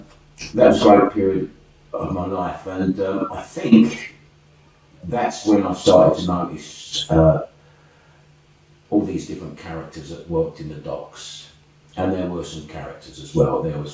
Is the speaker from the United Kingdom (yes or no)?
yes; London, United Kingdom; accent: working class London; moved away; East London. I was born in Forest Gate Mothers Hospital.